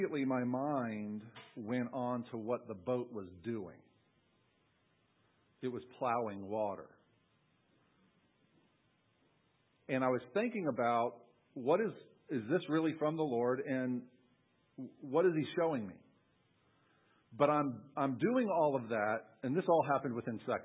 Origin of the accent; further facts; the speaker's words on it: Long Island, New York, United States; I grew up in New York on Long Island, and we lived right on the coast